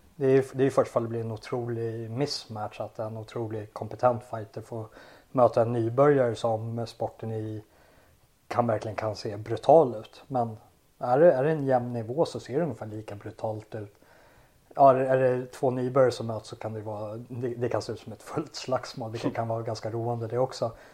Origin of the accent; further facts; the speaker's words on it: Sweden; jag är ju svensk